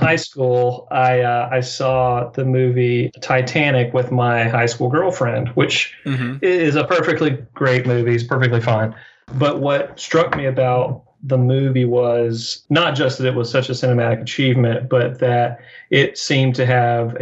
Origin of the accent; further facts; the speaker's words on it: the South, United States; I grew up in the South and, you know, I had grandparents that were really great kind of front porch storytellers.